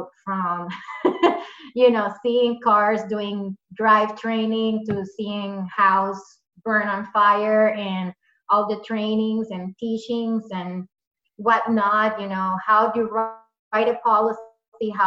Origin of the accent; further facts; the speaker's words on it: Puerto Rico; moved away as an adult; now in Massachusetts, United States; where I grew up, I'm from Puerto Rico